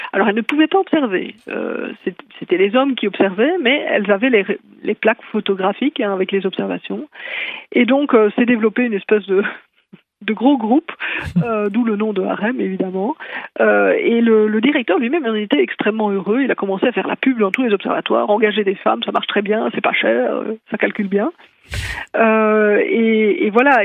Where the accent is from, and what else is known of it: Belgium